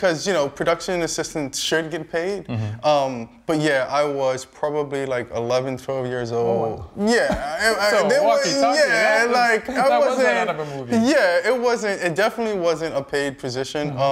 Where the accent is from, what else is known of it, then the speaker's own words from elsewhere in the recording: New York City, New York, United States; I'm from New York City, Brooklyn to be exact